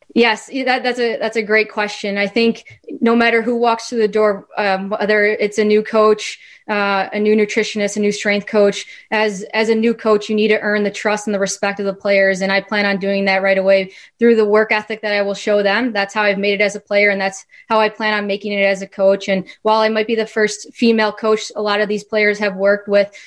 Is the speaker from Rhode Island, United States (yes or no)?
no; Chicago, Illinois, United States; I was a little girl growing up in growing up in the Chicagoland area